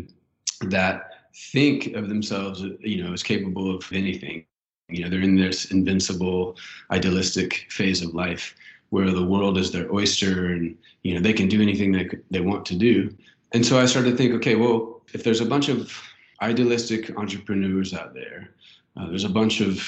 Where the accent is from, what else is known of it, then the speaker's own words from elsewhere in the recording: Fayetteville, Arkansas, United States; I grew up here in Fayetteville